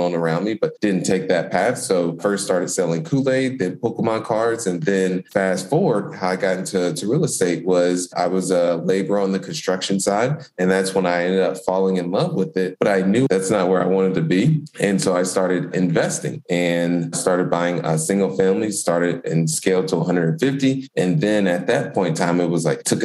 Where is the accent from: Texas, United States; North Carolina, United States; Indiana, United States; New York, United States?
Indiana, United States; Indianapolis; born and raised in Indianapolis, Indiana